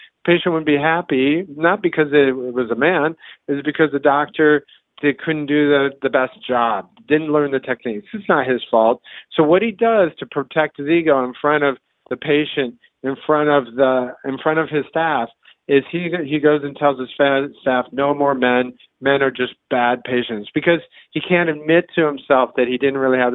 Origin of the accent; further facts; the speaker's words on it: Iowa, United States; I grew up in Iowa